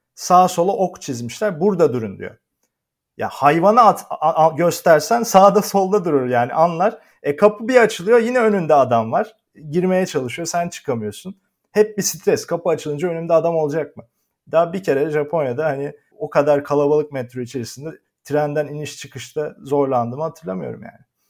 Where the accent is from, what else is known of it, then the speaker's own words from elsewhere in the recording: Turkey; moved away as an adult; also born or lived in Netherlands; now in Japan; ben bugün bir Türk olarak Türk, Türkiye'den dışarı çıktığım zaman gittiğim her yerde yabancıyım